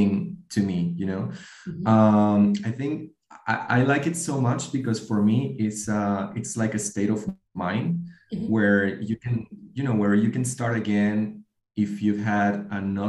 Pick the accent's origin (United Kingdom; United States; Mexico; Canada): Mexico; now in Spain; I grew up in Mexico with a Mexican family.